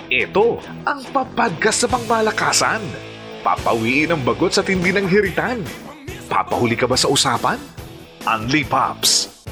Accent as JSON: {"language": "Tagalog", "country": "Philippines", "said": "bilang Pilipino"}